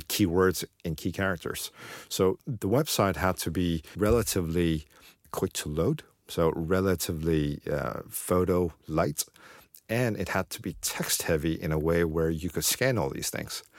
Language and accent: English; Beijing, China; moved away; I'm from Beijing, so, so I'm quite familiar with Beijing